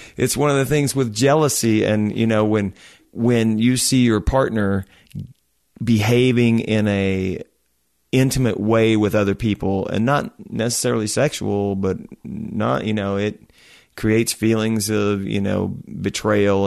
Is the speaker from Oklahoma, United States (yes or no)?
yes; Oklahoma, United States; I'm from Oklahoma.